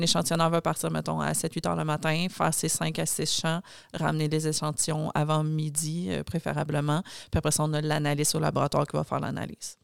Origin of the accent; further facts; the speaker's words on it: Joliette, Quebec, Canada; moved away as an adult; now in Montreal, Canada; je viens de Joliette à la base